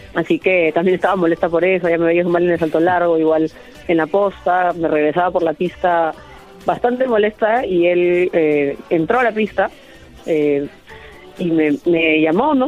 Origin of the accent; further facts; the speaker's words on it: Peru; competir en mi país